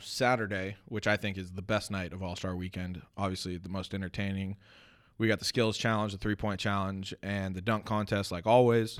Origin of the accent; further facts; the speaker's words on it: United States; I am an American